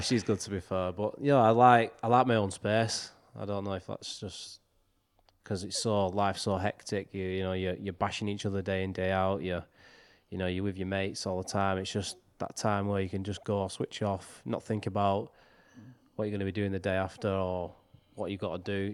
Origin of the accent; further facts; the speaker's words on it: Wigan, North West England, United Kingdom; making the debut for my hometown